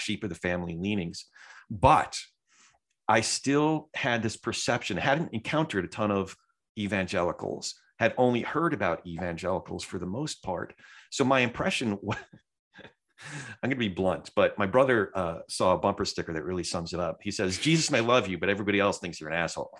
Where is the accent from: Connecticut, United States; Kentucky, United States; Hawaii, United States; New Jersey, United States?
New Jersey, United States; I'm a Jew from Jersey, so, like, some of that Jersey comes out.